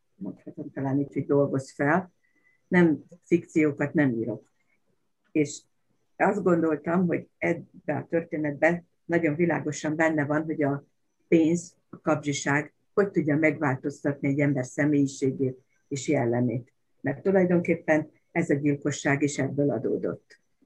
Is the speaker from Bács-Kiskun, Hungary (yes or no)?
yes; Baja, Bács-Kiskun, Hungary; Annak idején gyerekkoromban Baján, ahol laktunk